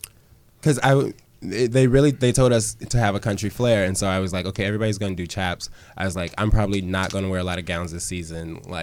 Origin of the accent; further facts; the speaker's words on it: Chicago, Illinois, United States; I'm from Chicago.